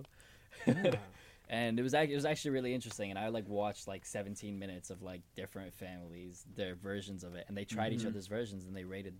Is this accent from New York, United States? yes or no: yes; New York City, New York, United States; So especially growing up in New York